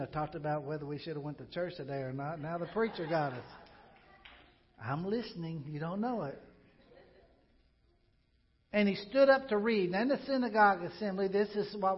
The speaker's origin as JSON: {"language": "English", "town": "Pocahontas", "region": "Arkansas", "country": "United States", "tie": "born or raised there", "moved": "yes", "said": "I love the place I grew up in Pocahontas, Arkansas."}